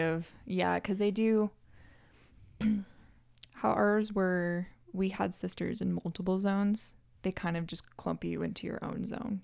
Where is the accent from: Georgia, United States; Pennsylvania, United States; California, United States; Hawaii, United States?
California, United States; Northern; I'm from Northern California.